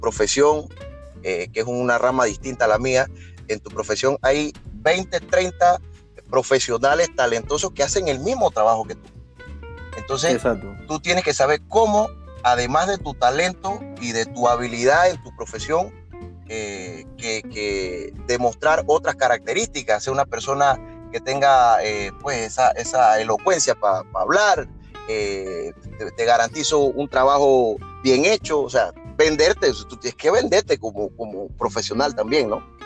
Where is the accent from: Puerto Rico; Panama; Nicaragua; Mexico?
Panama